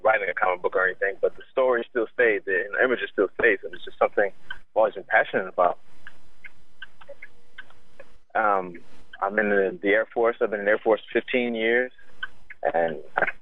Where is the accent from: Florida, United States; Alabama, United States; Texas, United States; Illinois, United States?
Texas, United States; San Antonio; I'm from San Antonio, Texas